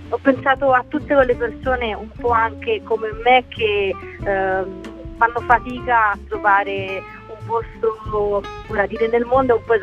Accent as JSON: {"language": "Italian", "town": "Termoli", "region": "Molise", "country": "Italy", "tie": "born there", "said": "Sì, sono nata a Termoli, ma sono, i miei genitori vivono a Lesina, in Puglia, quindi sono un po'"}